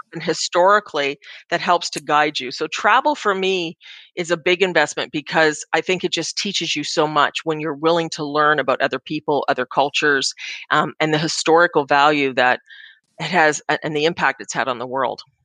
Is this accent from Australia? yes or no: no; Canada; as a Canadian